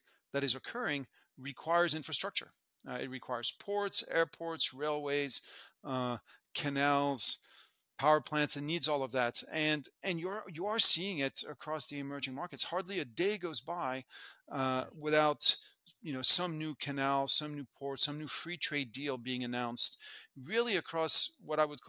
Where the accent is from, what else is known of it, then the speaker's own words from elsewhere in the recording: France; moved away as an adult; also born or lived in United States; now in Hong Kong; I was born in France, in the early 70s, and the big story as I was growing up was the integration of the European continent